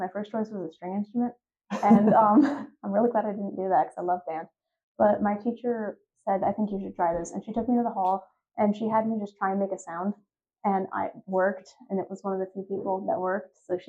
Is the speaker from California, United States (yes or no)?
no; upstate New York, United States; I'm from upstate New York.